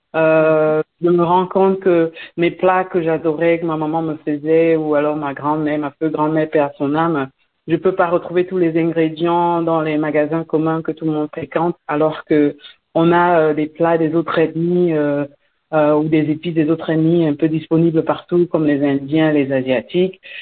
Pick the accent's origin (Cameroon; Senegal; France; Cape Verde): Cameroon; moved away as an adult; also born or lived in Belgium; now in United States; Je suis née au Cameroun, c'est vrai, dans les années 80. J'ai grandi là-bas, j'ai fait mon secondaire